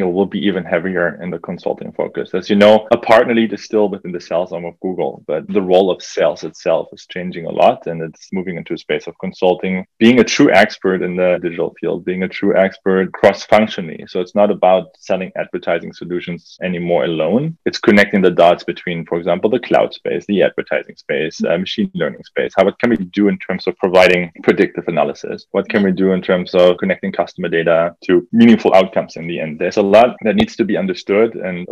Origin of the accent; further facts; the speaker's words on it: Germany; now in Canada; I grew up in Germany, a country that's well advanced